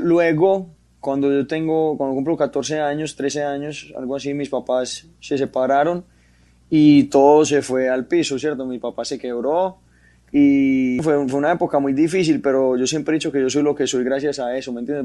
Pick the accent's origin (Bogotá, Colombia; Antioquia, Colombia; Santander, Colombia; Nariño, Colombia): Antioquia, Colombia; Medellín; una familia paisa, una familia de Medellín normal